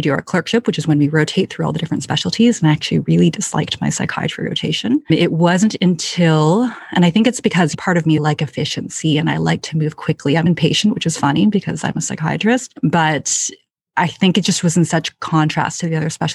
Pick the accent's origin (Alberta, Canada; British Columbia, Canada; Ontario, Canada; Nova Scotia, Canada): Ontario, Canada; Ottawa; also born or lived in London, Ontario; now in Toronto, Canada; I grew up in Ottawa, Canada, which is the capital of Canada.